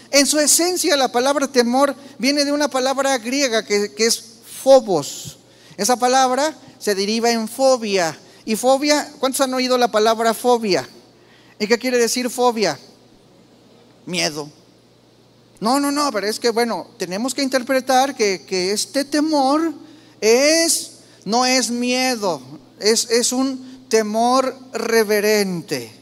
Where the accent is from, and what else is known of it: Mexico